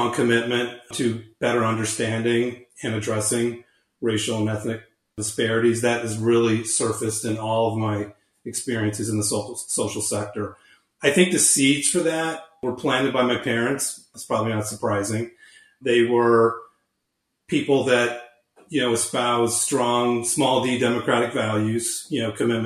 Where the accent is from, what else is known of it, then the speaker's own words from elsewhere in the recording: St. Louis, Missouri, United States; moved away as an adult; also born or lived in New York City; I grew up in St. Louis